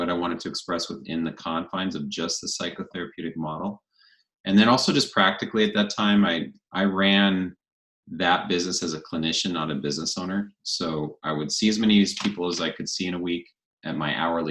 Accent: Spokane, Washington, United States; moved away as an adult; also born or lived in Colorado; now in Coeur d'Alene, United States; I grew up in neighboring Spokane, Washington

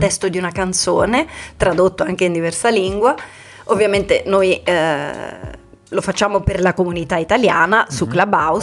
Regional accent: Italy; moved away as an adult; sono una, mm, come dicevi bene te, dei tanti italiani

